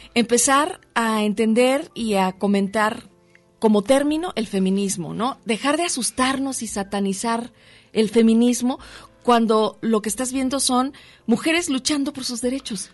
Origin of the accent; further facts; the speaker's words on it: Mexico City, Mexico; now in Guadalajara, Mexico; nací en la Ciudad de México. Sí, soy chilanga, pero adoptada tapatía.